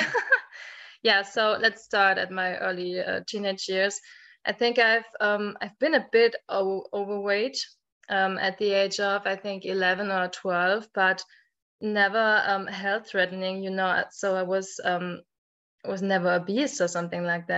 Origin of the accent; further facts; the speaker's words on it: Germany; English is a second language; I'm from Germany. I think most Germans can hear